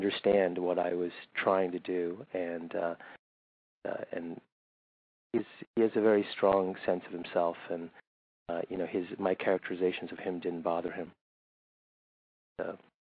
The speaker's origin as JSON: {"language": "English", "town": "Riverside", "region": "California", "country": "United States", "tie": "born or raised there", "also_born_or_lived": "New Delhi, India / London, United Kingdom / Lexington, Kentucky / Berkeley, California", "said": "I grew up in Riverside, which is a suburb in Southern California"}